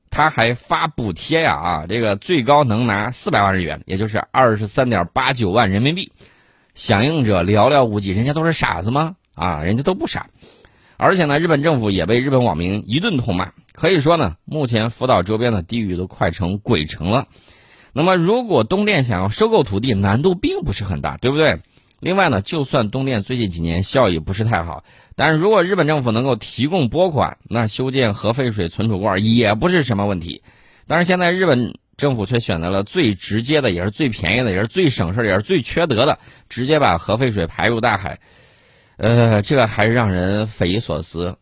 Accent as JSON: {"language": "Chinese", "country": "China", "said": "我们中国人"}